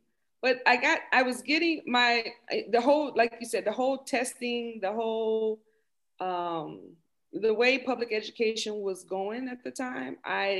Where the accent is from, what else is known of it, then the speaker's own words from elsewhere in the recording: Houston, Texas, United States; moved away as an adult; now in Doha, Qatar; I'm from Houston.